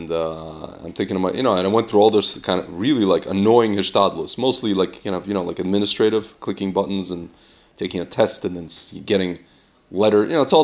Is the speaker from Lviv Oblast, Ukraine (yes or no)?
yes; Lviv, Lviv Oblast, Ukraine; I'm born in Lvov, Ukraine, and they'll feel bad for me that I'm from Ukraine and I'm from Lvov, yeah.